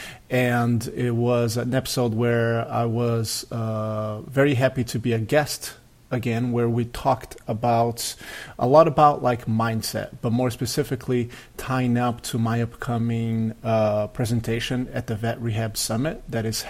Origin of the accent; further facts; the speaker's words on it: Brazil; moved away; I played soccer at a very high level growing up in Brazil